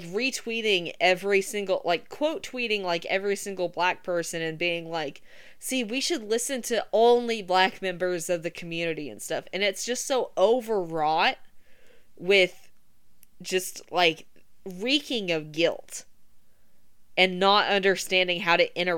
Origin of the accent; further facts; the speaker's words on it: Oklahoma, United States; I am from Oklahoma